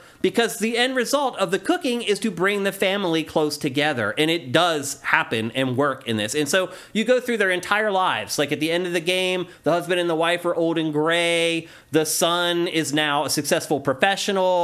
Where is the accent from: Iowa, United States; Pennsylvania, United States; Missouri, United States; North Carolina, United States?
Pennsylvania, United States; Carlisle; moved away; my hometown of Carlisle, PA